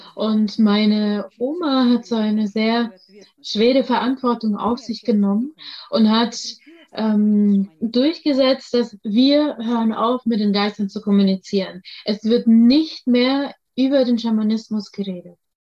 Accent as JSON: {"language": "German", "country": "Russia", "tie": "born or raised there", "said": "ich bin in Russland geboren"}